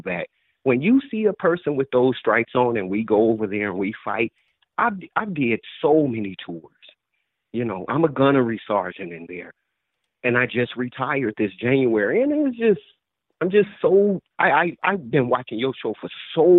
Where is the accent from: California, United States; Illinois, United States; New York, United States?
Illinois, United States; Chicago; I'm from Chicago.